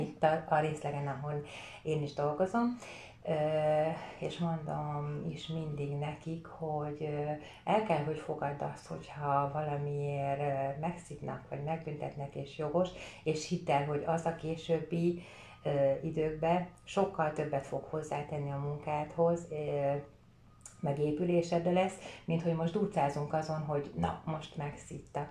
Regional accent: Vértesacsa, Fejér, Hungary; also born or lived in Székesfehérvár; majdnem teljes fiús környezetben nőttem fel, ott, ahol laktam, annak idején Vértesacsán

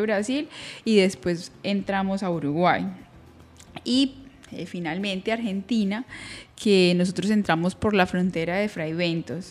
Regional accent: Colombia; salimos de Colombia

